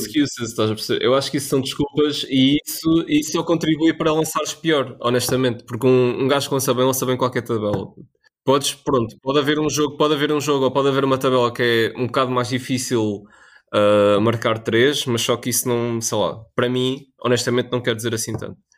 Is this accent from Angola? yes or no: no; Portugal; nós, como portugueses